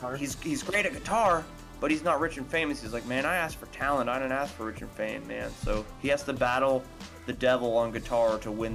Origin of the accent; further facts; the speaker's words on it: Texas, United States; I'm fucking from Texas and I'm brown